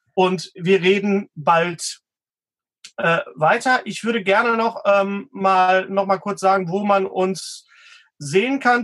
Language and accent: German; West Germany, Germany; now in Bochum, Germany; ich als Wessi